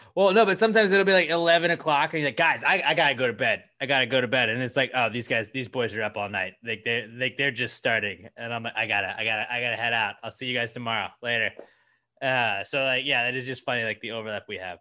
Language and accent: English; Houston, Texas, United States; I'll still support my hometown team